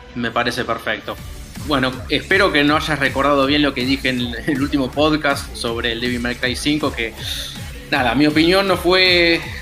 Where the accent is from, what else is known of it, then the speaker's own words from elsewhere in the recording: Argentina; el argentino, el que está del otro lado del charco